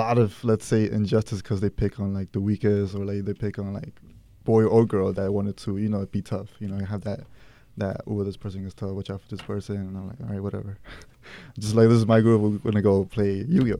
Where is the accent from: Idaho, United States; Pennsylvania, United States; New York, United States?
New York, United States; New York City; also born or lived in Ecuador / Queens; Raised in Bushwick, Brooklyn, and then I live in Queens